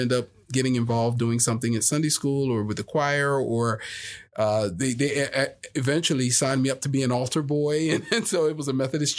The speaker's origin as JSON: {"language": "English", "region": "New Jersey", "country": "United States", "lives_now": "Las Vegas, United States", "said": "From New Jersey. So I'm from the Philly, South Jersey area."}